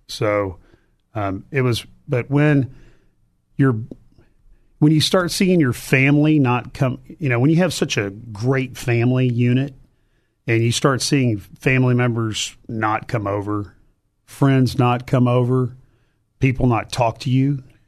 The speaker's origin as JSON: {"language": "English", "town": "Cypress", "region": "Texas", "country": "United States", "tie": "born or raised there", "also_born_or_lived": "Baton Rouge, Louisiana / Glendale, Arizona", "said": "I grew up in Cypress, Texas"}